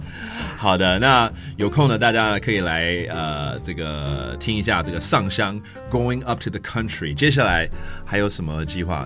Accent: Taiwan; moved away as an adult; also born or lived in United States; 我以前还没回台湾的时候，在美国工作

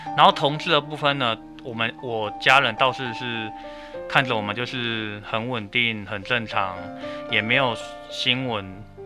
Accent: Pingtung County, Taiwan; moved away; 我的老家是在 是在屏东

